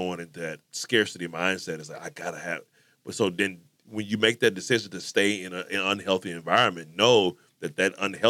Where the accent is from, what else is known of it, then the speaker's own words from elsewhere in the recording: Missouri, United States; I'm not trying to be religious, but I'm just giving a point because I'm from Missouri.